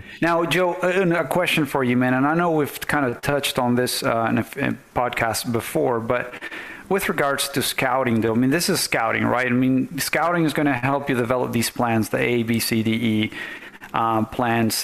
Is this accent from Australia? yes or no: no; Venezuela; now in United States; us Venezuelans